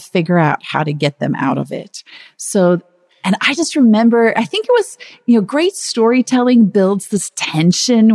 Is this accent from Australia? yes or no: no; Zululand, KwaZulu-Natal, South Africa; I was born in Zululand, where he was working at the time as a doctor.